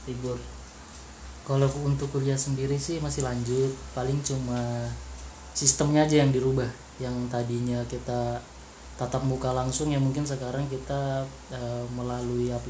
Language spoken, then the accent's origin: Indonesian; Berau, East Kalimantan, Indonesia; uh, asal huh? asal saya dari Berau saya kuliah di Unmul itu aja